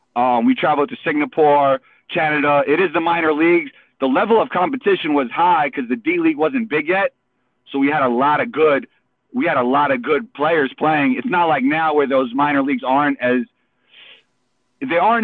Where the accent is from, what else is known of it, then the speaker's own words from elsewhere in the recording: New York City, New York, United States; Growing up in New York